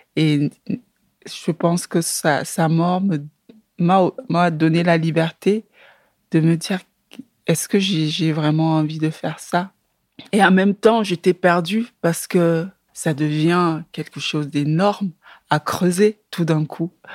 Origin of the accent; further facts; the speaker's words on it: Yaoundé, Centre, Cameroon; moved away as an adult; also born or lived in Brussels, Belgium; now in Belgium; j'ai grandi à Yaoundé dans un quartier très populaire